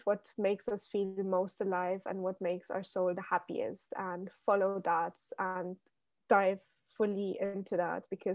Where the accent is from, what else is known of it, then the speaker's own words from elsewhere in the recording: Luxembourg; moved away as an adult; now in Amsterdam, Netherlands; I lived in my home country, Luxembourg, which, for everyone listening who doesn't know, it's like a tiny country in the middle of Europe, filled with nature and castles. And yeah, so basically I was born there and grew up there